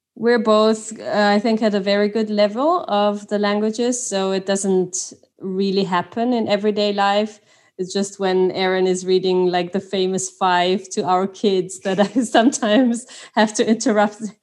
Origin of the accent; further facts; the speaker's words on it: Austria; first language Swiss German; English is a second language; moved away; also born or lived in Switzerland; I'm from Austria, from a Swiss father and French mom.